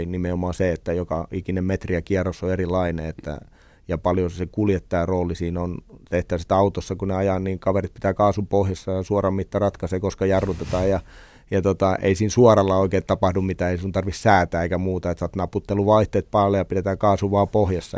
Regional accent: Lohja, Uusimaa, Finland; mä synnyin oikeasti venetehtaassa. Vanhemmat asuttiin venetehdasalueella, venetehtaassa Lohjalla

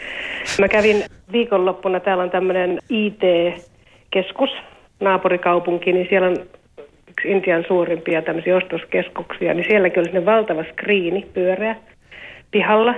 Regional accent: Finland; now in India; olen Suomesta

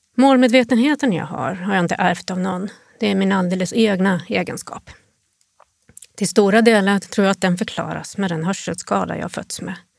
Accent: Sweden; moved away as an adult; now in Jyväskylä, Finland; jag kommer från Sverige

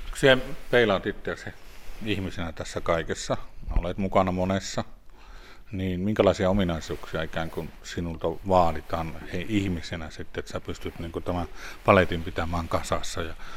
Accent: Lapland, Finland; täällä meillä Lapissa

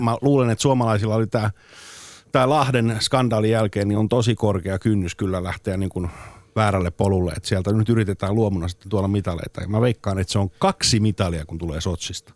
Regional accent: Turku, Southwest Finland, Finland; mä oon Turusta

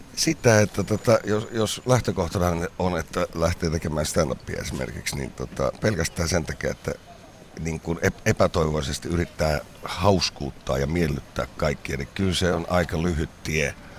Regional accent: Kuopio, North Savo, Finland; mä oon sieltä kotoisin Kuopiosta

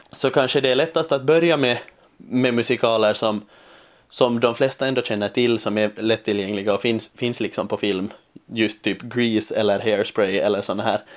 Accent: Finland; accent: Finland Swedish; lockande att få jobba på finlandssvenska och inte hela tiden behöva kämpa med att, med att liksom omvandla min dialekt till någon form av, av scensvenska, som det heter här.

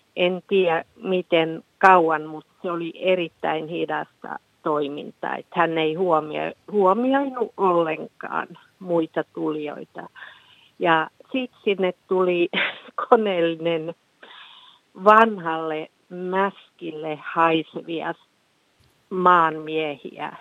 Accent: Finland; tämä on häpeisin olla suomalainen

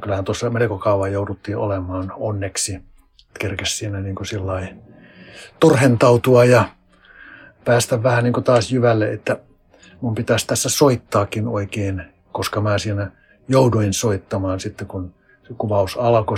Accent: Finland; moved away; se mun kotipaikka on ihan metsän keskellä seitsemän kilometrin päässä se tästä kuntakeskuksesta

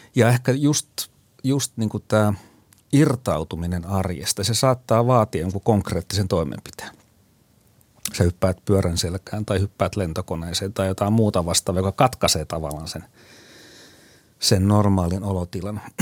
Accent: Ostrobothnia, Finland; muistelen omaa lapsuuttani Pohjanmaalla

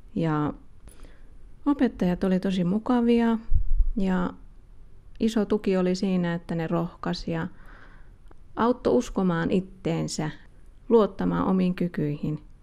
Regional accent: Helsinki, Uusimaa, Finland; now in Kajaani, Finland; mä oon alun perin Helsingistä kotoisin ja mä muutin sitten myöhemmin Kajaaniin

